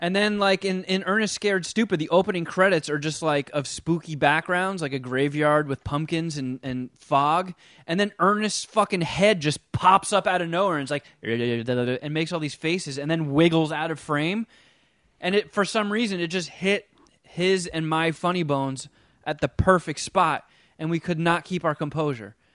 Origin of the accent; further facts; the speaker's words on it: United States; I'm American.